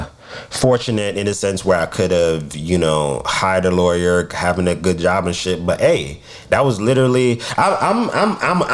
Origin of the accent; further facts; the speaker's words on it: United States; also born or lived in Jamaica; I was born in America